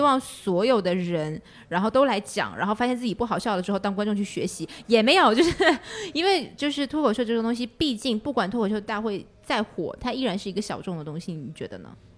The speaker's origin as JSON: {"language": "Chinese", "region": "Northeast China", "country": "China", "moved": "yes", "lives_now": "Xiamen, China", "said": "我是东北人"}